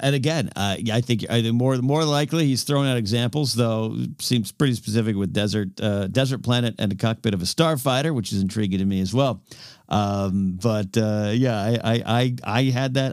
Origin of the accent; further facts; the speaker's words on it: Pismo Beach, California, United States; growing up near Pismo Beach, California